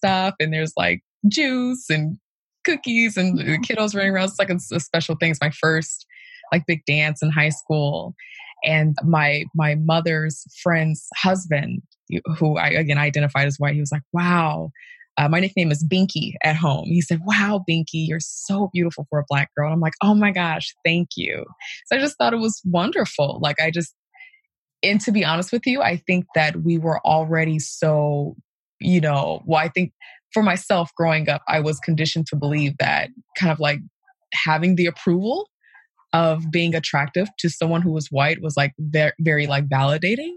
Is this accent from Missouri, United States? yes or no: yes; Kansas City, Missouri, United States; I am from Kansas City, Missouri